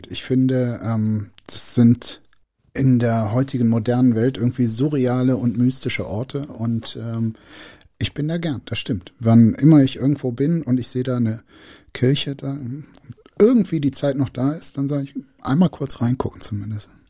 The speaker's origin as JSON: {"language": "German", "region": "North Rhine-Westphalia", "country": "Germany", "said": "Also, äh, ich komme aus dem Rheinland. Ich finde die Sprache wahnsinnig schön."}